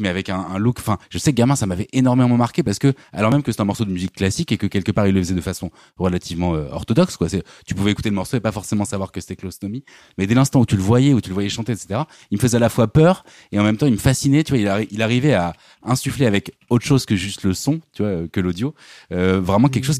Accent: Normandy, France; j'ai grandi en Normandie au milieu des champs

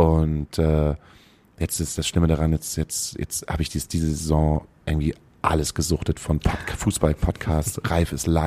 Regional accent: Gütersloh, North Rhine-Westphalia, Germany; Ich habe vor drei Wochen war ich äh, in meiner Heimatstadt und war im Stadion.

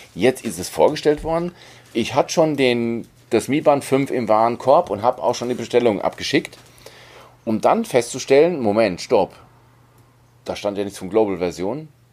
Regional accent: Germany; bei uns in Deutschland

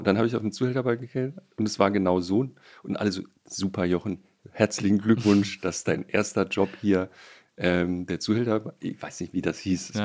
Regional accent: Baden-Württemberg, Germany; moved away; also born or lived in Bonn / Munich; als Badener

